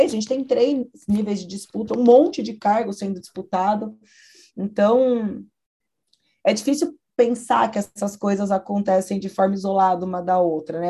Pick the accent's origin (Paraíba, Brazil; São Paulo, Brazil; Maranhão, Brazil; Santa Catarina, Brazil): São Paulo, Brazil; cresci em São Paulo